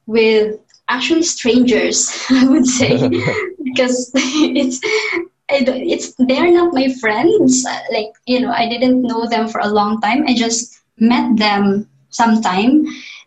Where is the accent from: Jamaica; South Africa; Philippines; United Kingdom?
Philippines; Don Victoriano, Northern Mindanao; now in Manila, Philippines; I grew up in Mindanao. So Mindanao is the southern part of the Philippines.